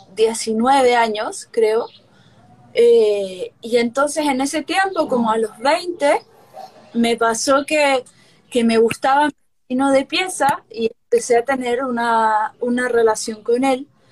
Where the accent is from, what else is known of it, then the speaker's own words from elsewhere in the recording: Chile; a Chile, donde yo nací